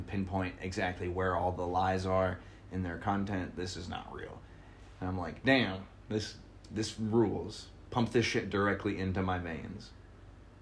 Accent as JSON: {"language": "English", "country": "United States", "said": "I love being an American"}